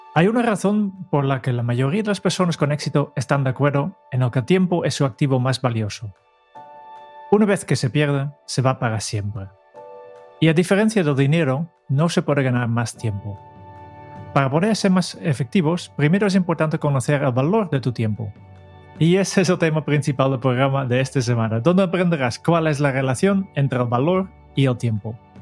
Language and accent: Spanish; Netherlands; Spanish is a second language; yo como holandés